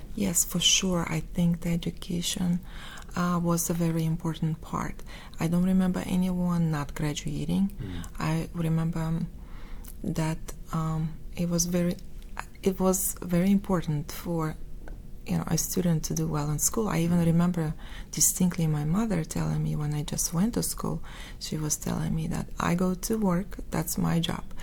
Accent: Moscow, Russia; accent: Russian; English is a second language; moved away as an adult; now in United States; I was born in Moscow

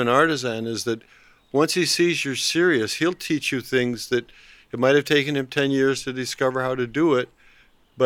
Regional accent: Canada; moved away as an adult; also born or lived in Port Hope, Ontario / Toronto; now in Pietrasanta, Italy; I'm a Canadian

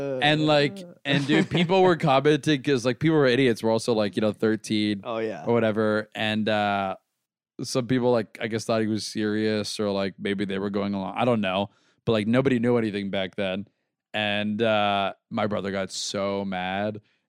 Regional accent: Tampa, Florida, United States; I'm from Tampa.

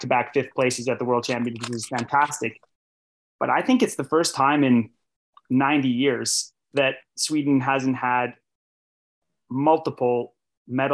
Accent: Canada; I'm a Canadian

